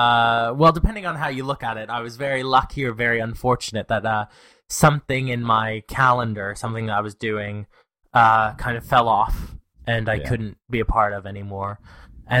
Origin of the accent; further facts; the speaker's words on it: Canada; I'm Canadian